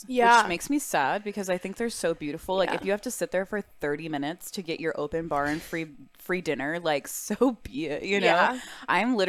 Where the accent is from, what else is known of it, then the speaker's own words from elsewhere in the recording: Texas, United States; I'm from Texas. I've had enough boots worn in my life. Yeah. Like, my family has a ranch.